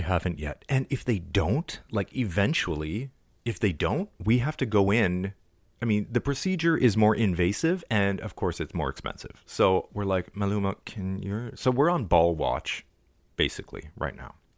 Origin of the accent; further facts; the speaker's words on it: Toronto, Ontario, Canada; my hometown